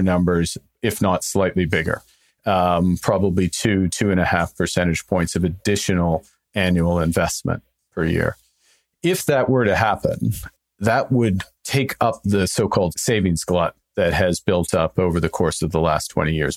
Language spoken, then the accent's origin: English; Canada; I'm Canadian.